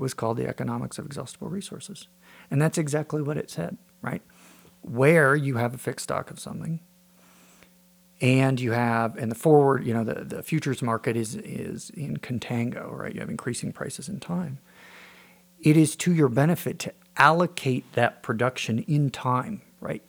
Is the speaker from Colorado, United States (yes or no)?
yes; Wray, Colorado, United States; I grew up in Ray, Colorado, north of town on a farm